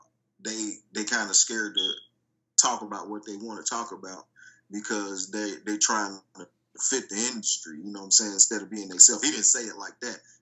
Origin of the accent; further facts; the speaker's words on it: Dayton, Ohio, United States; we're from Dayton, Ohio